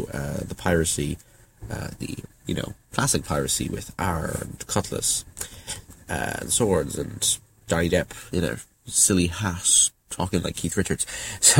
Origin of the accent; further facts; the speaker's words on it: Ireland; I'm from Ireland